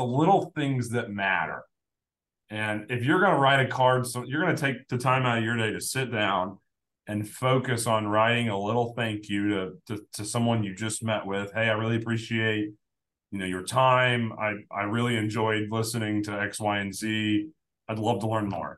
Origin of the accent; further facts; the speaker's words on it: Evansville, Indiana, United States; I'm from Evansville, Indiana